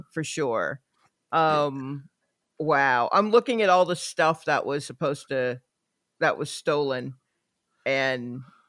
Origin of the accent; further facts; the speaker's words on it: the South, United States; I grew up in the South.